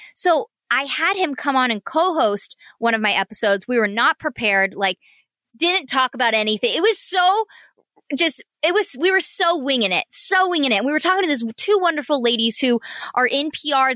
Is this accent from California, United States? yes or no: yes; Orange County, California, United States; also born or lived in San Diego; I grew up in Orange County